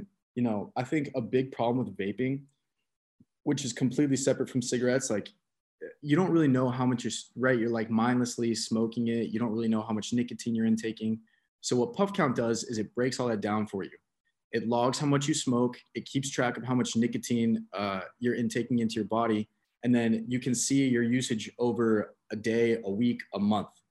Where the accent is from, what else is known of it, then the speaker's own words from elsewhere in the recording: Atlanta, Georgia, United States; I'm from Atlanta. Me and my buddy from Atlanta are actually building a marketing agency